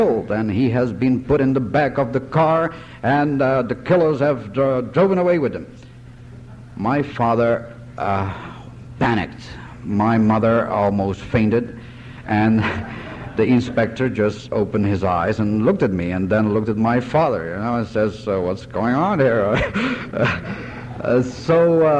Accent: Curaçao; I was born in 1942 in Curaçao in the Netherlands Antilles from Dominican parents

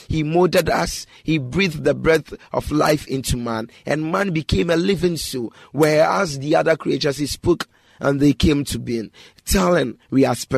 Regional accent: Ghana; this part of the country whereby I'm living, I'm a Ghanaian

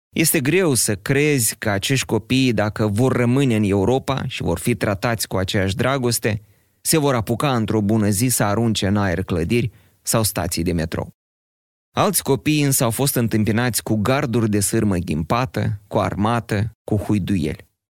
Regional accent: Moldova; noi, moldovenii

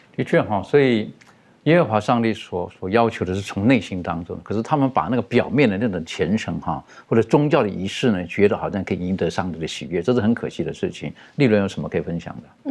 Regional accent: China; 特别对于我们中国人而言

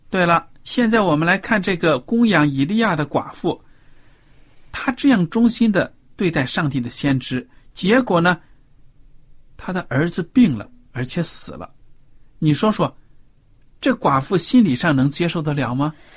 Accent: China; 我们中国人传统普遍

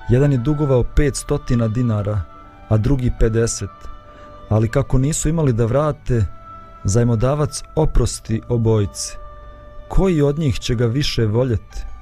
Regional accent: Bosnia & Herzegovina; kod nas u Bosni kad neko dođe, pa to je odma večera, ručak, sjedi za sto da jedeš

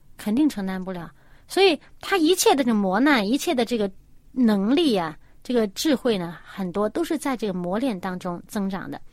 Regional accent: China; 我们中国人信天嘛

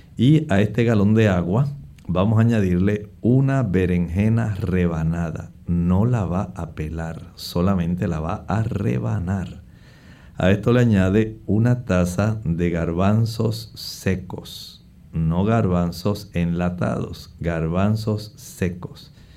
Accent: Puerto Rico; en el oeste de nuestra isla

